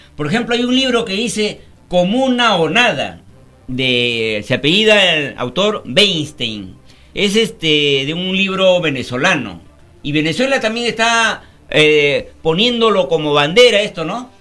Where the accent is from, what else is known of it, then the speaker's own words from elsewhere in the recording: Peru; Nosotros los 33 millones de peruanos